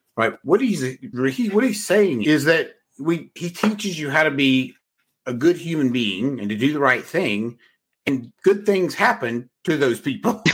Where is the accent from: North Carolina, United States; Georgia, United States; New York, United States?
North Carolina, United States; I'm from North Carolina